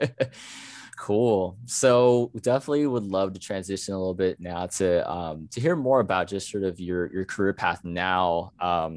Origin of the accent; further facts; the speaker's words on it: United States; my family grew up there and I was born in the States.